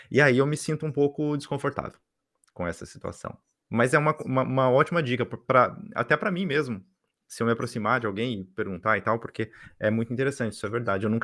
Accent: Brazil; quando as pessoas saem, né, sabem que a gente, né, notam que a gente é brasileiro e tal

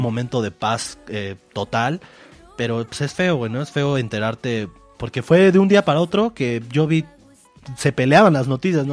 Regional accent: Mexico; somos de México

